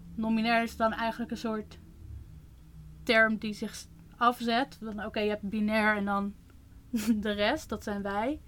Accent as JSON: {"language": "Dutch", "country": "Netherlands", "tie": "born or raised there", "said": "ik ben opgegroeid in Nederland"}